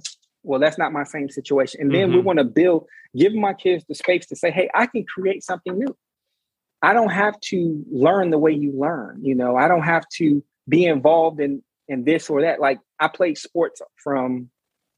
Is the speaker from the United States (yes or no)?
yes; Chicago, Illinois, United States; now in Richmond, United States; I grew up in Chicago.